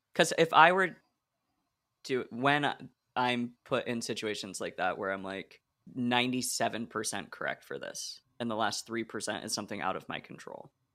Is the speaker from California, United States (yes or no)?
no; Oregon, United States; moved away as an adult; also born or lived in Illinois; I grew up in Oregon, which is just one huge block of space, and then I went to school in Illinois